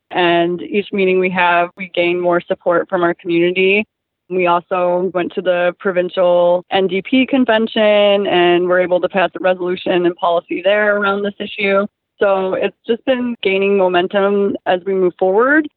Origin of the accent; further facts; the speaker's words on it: Flint, Michigan, United States; moved away as an adult; now in Oshawa, Canada; in Flint, where I was from, I was actually a shop steward at the library that I worked at there